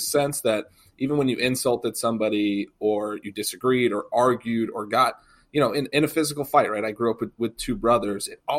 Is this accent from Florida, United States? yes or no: no; Massachusetts, United States; moved away as an adult; I did. I grew up in Massachusetts, but Kentucky has been my home really for my adult life. I graduated college and moved here and have been here. So it's really my second home.